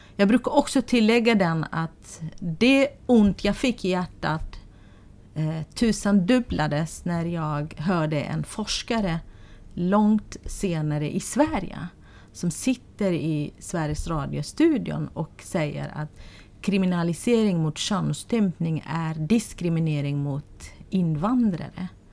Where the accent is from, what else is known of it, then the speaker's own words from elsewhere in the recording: Sulaymaniyah, Iraqi Kurdistan, Kurdistan Region, Iraq; Swedish is a second language; moved away as an adult; now in Sweden; jag är född i ett område i Sulaymaniyah län.